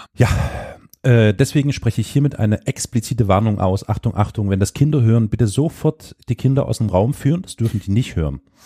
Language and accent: German; Saxony, Germany; Ich komme aus Sachsen